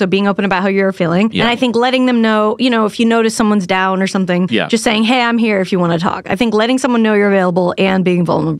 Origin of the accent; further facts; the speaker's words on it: Salt Lake City, Utah, United States; Growing up in Salt Lake, they had caffeine-free Diet Coke.